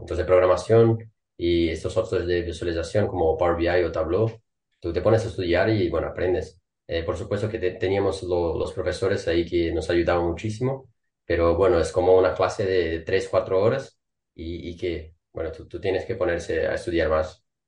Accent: Brazil; Spanish is a second language; moved away as an adult; now in Denmark; soy brasileño

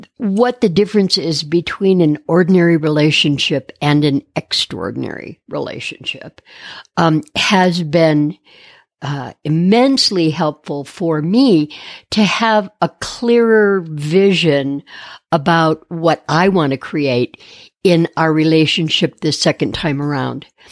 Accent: Detroit, Michigan, United States; moved away; also born or lived in Phoenix, Arizona; born and raised in Detroit and moved out west in the late seventies

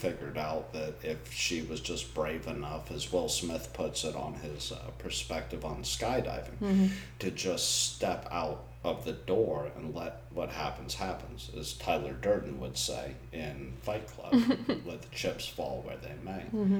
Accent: South East England, United Kingdom; born there; I was born in Oxfordshire.

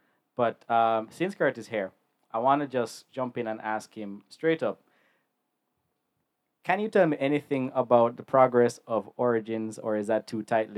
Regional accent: Jamaica; we are a Jamaican podcast. We're Jamaican

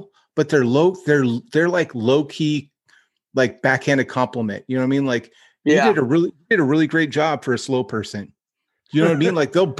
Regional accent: Northern California, United States; Cause I'm from NorCal

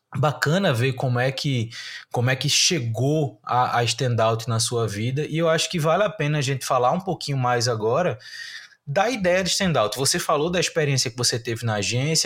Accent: Recife, Pernambuco, Brazil; eu sou de Recife, estou em Recife

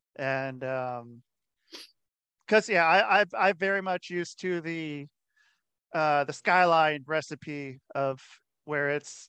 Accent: Oregon, United States; moved away; also born or lived in Cincinnati, Ohio / Utah; I grew up in Oregon.

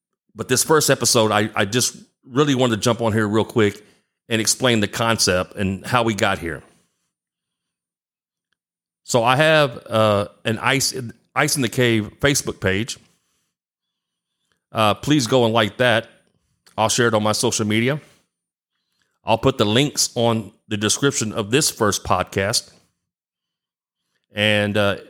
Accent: Galveston, Texas, United States; I'm from Galveston Island, which is on the Gulf Coast, about an hour south of Houston

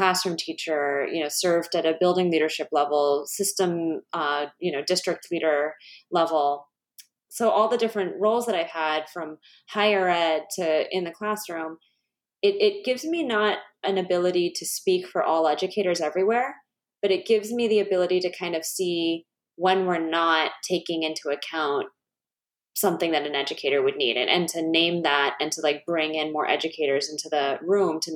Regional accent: East Coast, United States; moved away as an adult; now in Chicago, United States; I'm originally from the East Coast. So my mom and my mom's family's from New York.

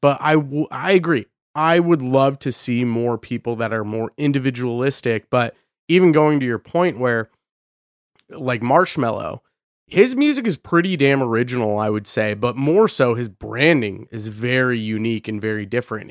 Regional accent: Boise, Idaho, United States; moved away; I'm from Boise, Idaho

